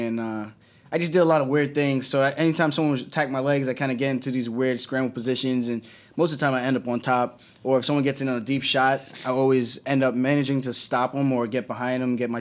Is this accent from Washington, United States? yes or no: no; Uniondale, New York, United States; I'm from Unidale